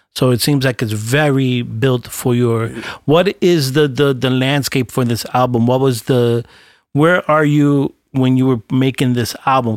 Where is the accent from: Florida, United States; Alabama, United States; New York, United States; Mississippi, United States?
New York, United States; New York City; I'm a cat from Brooklyn